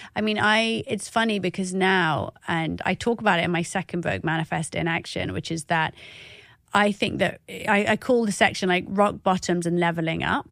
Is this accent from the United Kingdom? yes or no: yes; Oxford, South East England, United Kingdom; I am an Iraqi that was growing up in Oxford.